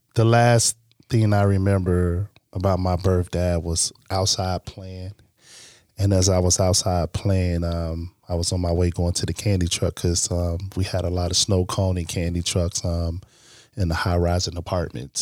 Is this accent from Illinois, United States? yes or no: yes; Chicago, Illinois, United States; also born or lived in Green Bay, Wisconsin; I was originally born from Chicago